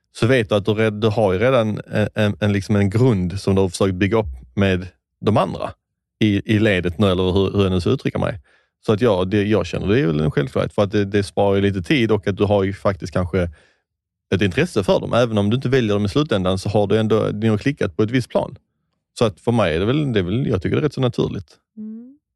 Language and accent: Swedish; Skåne, Sweden; accent: Scanian (skånska); jag tror man hör min skånska röst